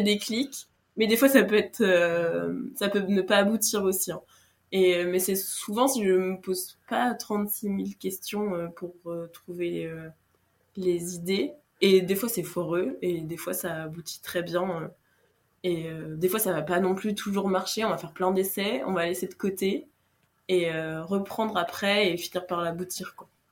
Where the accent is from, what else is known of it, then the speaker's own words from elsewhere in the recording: Brittany, France; je suis bretonne